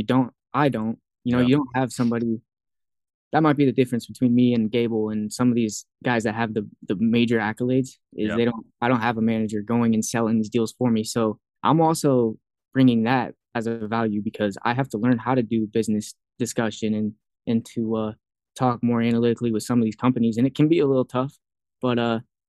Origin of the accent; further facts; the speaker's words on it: Fort Dodge, Iowa, United States; now in Iowa City, United States; being back home in Iowa